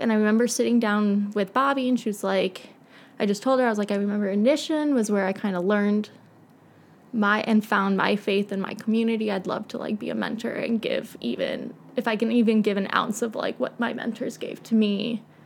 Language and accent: English; Naperville, Illinois, United States; I grew up in Naperville. Was born in Edwards Hospital